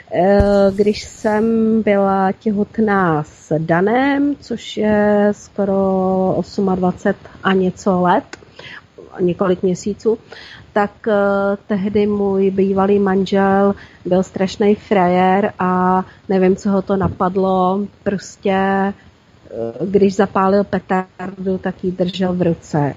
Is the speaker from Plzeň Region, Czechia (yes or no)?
yes; Plzeň, Plzeň Region, Czechia; now in Prague, Czech Republic; U nás Plzni, u nás v Plzni bejval ohňostroj